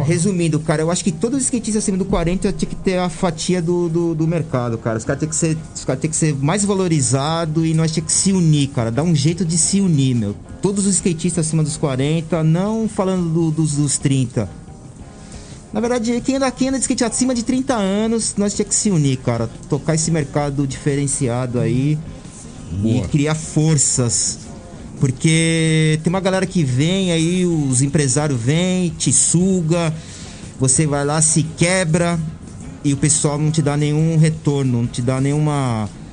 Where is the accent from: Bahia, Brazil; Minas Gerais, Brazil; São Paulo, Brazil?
São Paulo, Brazil; sou, sou, sou paulista, sou de São Paulo